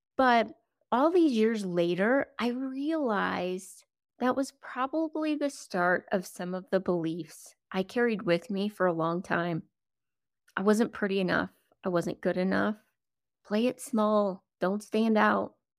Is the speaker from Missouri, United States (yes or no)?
no; South Dakota, United States; I grew up in South Dakota